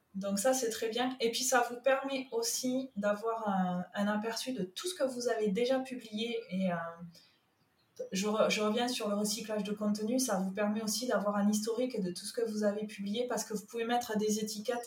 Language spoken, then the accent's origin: French; Toulouse, Occitania, France; accent: southern; moved away as an adult; now in Sète, France; Mon accent me trahit, il est du sud. Non. Euh, moi je suis un produit local toulousain